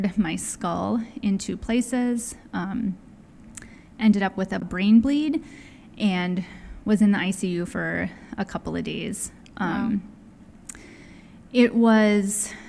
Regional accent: Wisconsin, United States; moved away as an adult; I grew up in Wisconsin, followed a boy around the country, moved several times

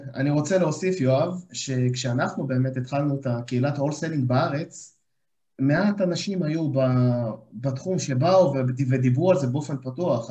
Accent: Ashdod, Southern District, Israel; אני גם מגיע מאשדוד, חברים טובים אה, מהבית

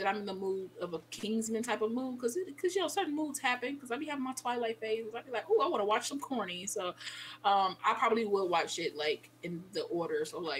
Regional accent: United States; we're American

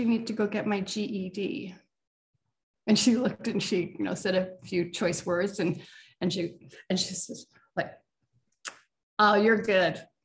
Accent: Canada; I'm from Canada

